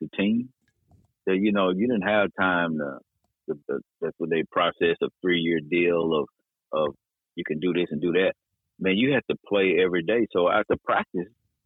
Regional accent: Dallas, Texas, United States; I'm from Dallas and still here now

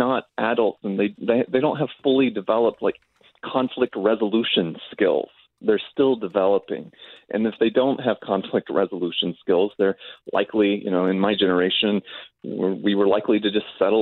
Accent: Austin, Texas, United States; I'm from Austin, Texas

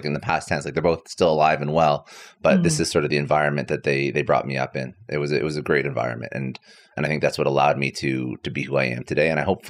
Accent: Ottawa, Ontario, Canada; also born or lived in Toronto; I'm fully Canadian. So, you know, born in Toronto, raised in Ottawa.

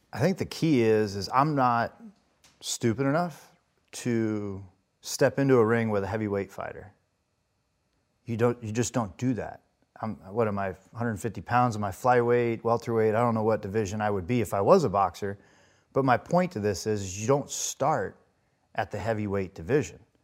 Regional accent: Las Vegas, Nevada, United States; I grew up in Las Vegas, Nevada

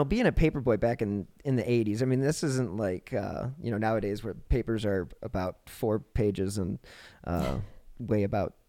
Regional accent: Cleveland, Ohio, United States; now in Denver, United States; Well, Cleveland is my hometown.

